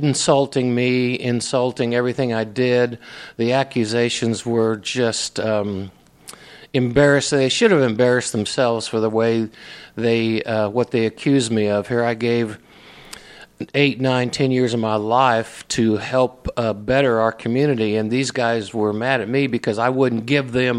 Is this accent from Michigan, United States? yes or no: no; Indianapolis, Indiana, United States; now in Brownsburg, United States; I was raised really in Indianapolis.